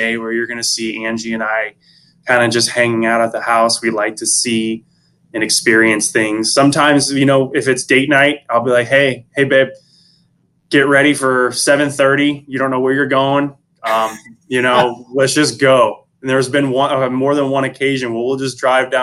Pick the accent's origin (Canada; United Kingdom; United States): United States; St. Louis, Missouri; now in Florida, United States; I'm originally from the Midwest in St. Louis